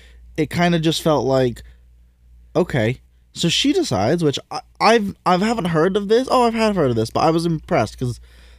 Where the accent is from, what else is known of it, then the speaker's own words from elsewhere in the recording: England, United Kingdom; If you didn't know, I'm English.